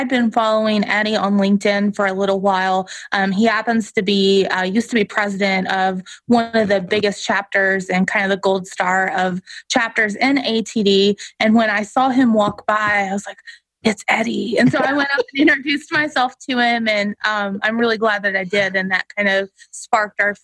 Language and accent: English; Eastern Kentucky, United States; I grew up in Eastern Kentucky, so I'm very proud of where I grew up and my family still lives there.